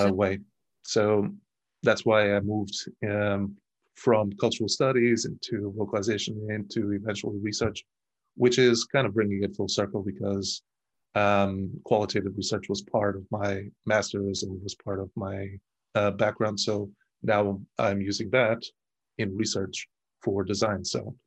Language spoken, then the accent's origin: English; Portugal; moved away as an adult; also born or lived in Germany; I moved from Portugal at the age of 24, 25